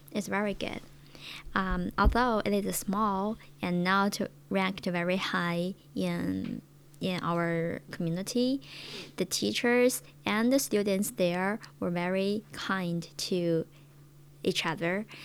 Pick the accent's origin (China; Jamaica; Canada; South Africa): China; Hebei; English is a second language; my hometown is a very small place located located in Hebei province.